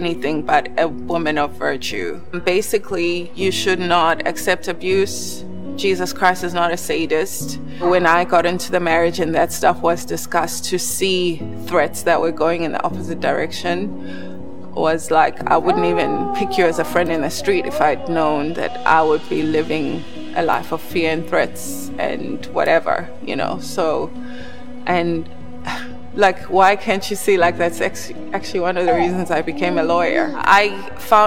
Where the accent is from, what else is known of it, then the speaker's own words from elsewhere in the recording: South Africa; I grew up in South Africa to a professional couple